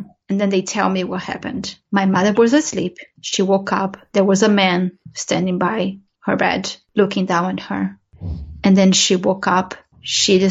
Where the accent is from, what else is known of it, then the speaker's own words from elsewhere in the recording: Brazil; moved away; I grew up in Brazil, and in Brazil, you do have a religion called spiritualism.